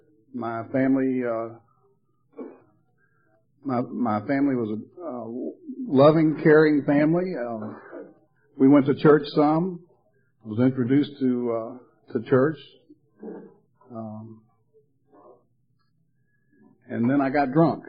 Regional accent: Atlanta, Georgia, United States; moved away as an adult; also born or lived in Charleston; now in Myrtle Beach, United States; I'm from Atlanta. I grew up in Atlanta

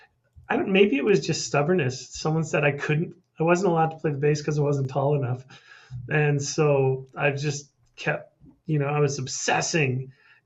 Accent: Calgary, Alberta, Canada; Born and raised in Calgary, Alberta.

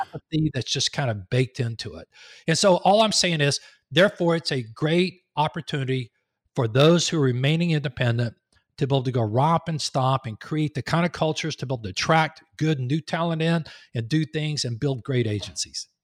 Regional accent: Texas, United States; moved away as an adult; also born or lived in Raleigh-Durham, North Carolina; now in Raleigh, United States; I'm from Texas, but we moved up here three and a half years ago

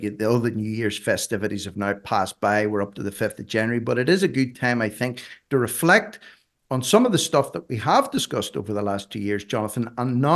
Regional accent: Ireland; I'm just an Irishman

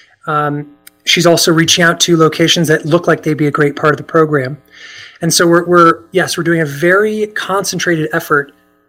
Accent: Virginia, United States; moved away as an adult; also born or lived in Washington, D.C.; I grew up in Virginia, and I started a video technology company there

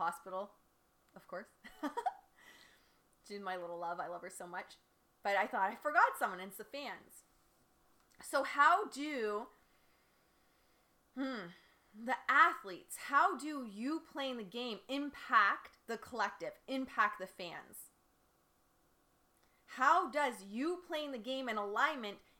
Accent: Windsor, Ontario, Canada; moved away; also born or lived in Detroit, Michigan; I grew up in Windsor, spent most of my life in Detroit.

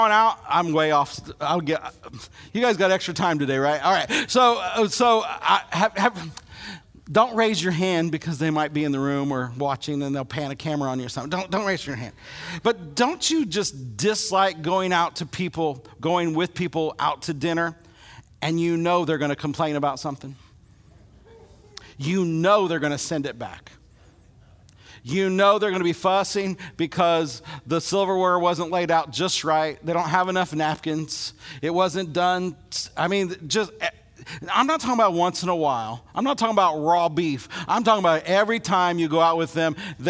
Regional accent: Illinois, United States; now in Alabama, United States; grow up in Illinois

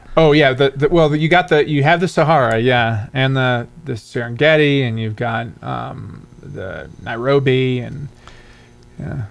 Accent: Michigan, United States; I'm from Michigan

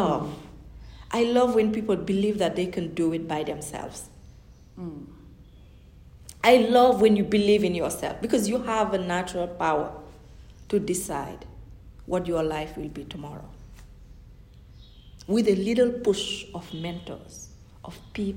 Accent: Senegal; first language Fulani; English is a second language; moved away; growing up in Senegal, I would speak Fulani in my house and Wolof and say that with my friends.

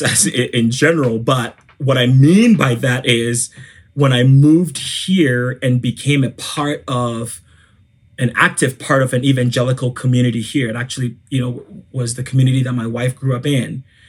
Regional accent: Ghana; I am from Ghana. I'm from West Africa.

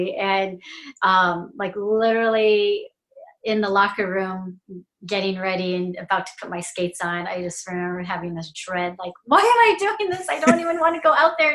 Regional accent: Fremont, California, United States; My hometown of Fremont, California

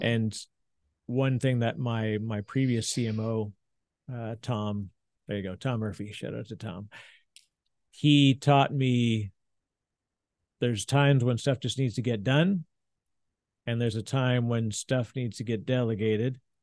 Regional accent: Canada; now in New Jersey, United States; I'm the Canadian in Jersey, in New Jersey

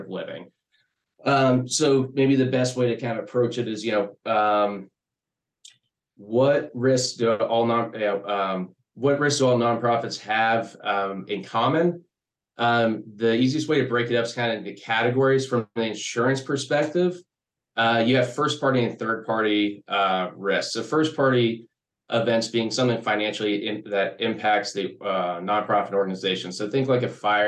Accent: Sarasota, Florida, United States; I was born and raised here in Sarasota

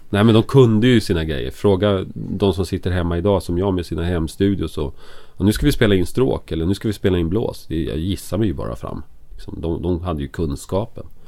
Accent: Enköping, Uppsala County, Sweden; moved away as an adult; also born or lived in Stockholm; Jag är från Stockholm från början. Mm. Men jag mm. bodde i Enköping när jag gick i skolan från ettan till jag gick ut gymnasiet.

